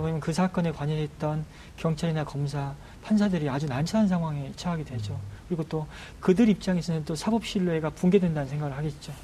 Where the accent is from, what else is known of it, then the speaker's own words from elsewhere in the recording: Nohwado island, South Jeolla, South Korea; 땅끝에서 배를 타고 들어가는 섬에서 제가 자랐고요.